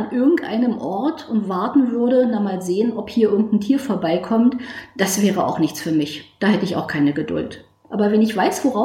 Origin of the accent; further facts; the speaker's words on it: Berlin, Germany; bin 50 Jahre alt. Ich komme aus Berlin